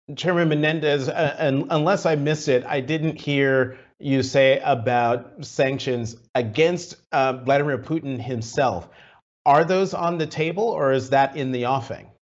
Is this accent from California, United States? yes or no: no; New Jersey, United States; my home state of New Jersey